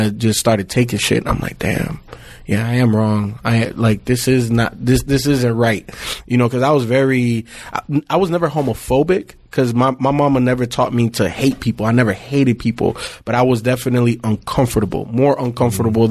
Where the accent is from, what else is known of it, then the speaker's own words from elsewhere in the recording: Miami, Florida, United States; I grew up in Miami, obviously different parts.